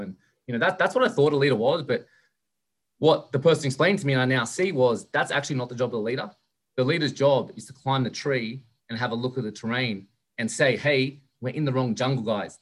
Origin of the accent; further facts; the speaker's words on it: Sydney, New South Wales, Australia; moved away; I'm from Australia originally, so in Sydney